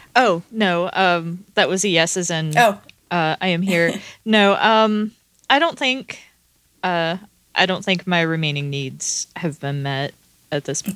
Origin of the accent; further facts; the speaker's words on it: the American South, United States; I was born and raised there